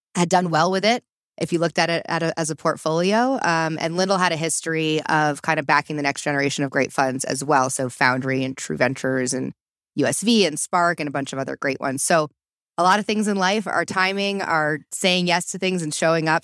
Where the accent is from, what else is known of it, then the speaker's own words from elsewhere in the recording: East Coast, United States; moved away as an adult; also born or lived in Boulder, Colorado; I'm originally from the East Coast